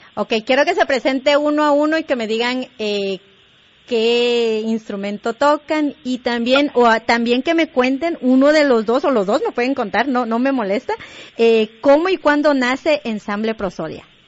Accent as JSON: {"language": "Spanish", "country": "Guatemala", "moved": "yes", "said": "somos guatemaltecos o latinoamericanos"}